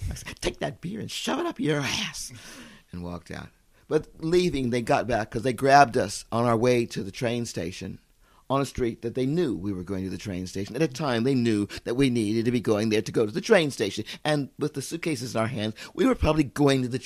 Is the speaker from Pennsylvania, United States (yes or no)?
no; California, United States; moved away as an adult; now in Australia; I'm a Californian